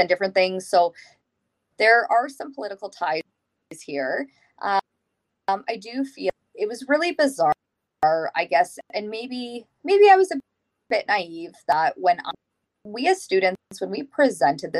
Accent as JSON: {"language": "English", "region": "Saskatchewan", "country": "Canada", "tie": "born or raised there", "said": "I am born and raised in Saskatchewan"}